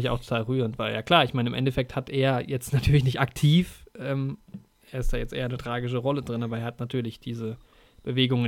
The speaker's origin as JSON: {"language": "German", "country": "Germany", "said": "bei uns in Deutschland"}